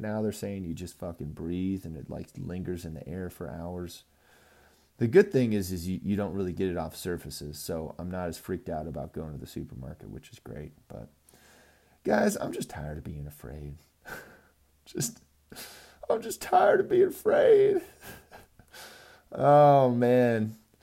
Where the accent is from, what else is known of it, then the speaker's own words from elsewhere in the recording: California, United States; now in Colorado, United States; I'm from California.